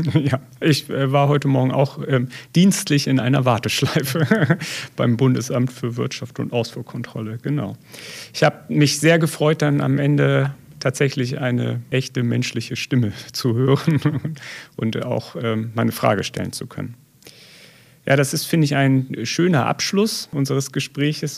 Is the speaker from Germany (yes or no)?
yes; Elmshorn, Schleswig-Holstein, Germany; now in Detmold, Germany; Ich komme ja ursprünglich aus Schleswig-Holstein, also ähm, im Zorn bei Hamburg